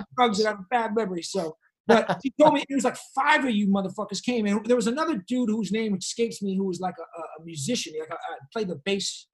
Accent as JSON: {"language": "English", "town": "Boston", "region": "Massachusetts", "country": "United States", "tie": "born or raised there", "also_born_or_lived": "Brooklyn", "moved": "as an adult", "lives_now": "Los Angeles, United States", "said": "I moved back from Brooklyn to, to Boston for like a year and a half, two years before I moved"}